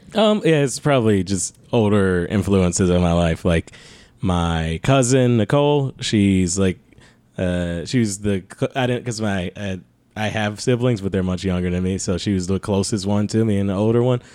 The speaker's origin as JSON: {"language": "English", "town": "Detroit", "region": "Michigan", "country": "United States", "said": "I'm from Detroit"}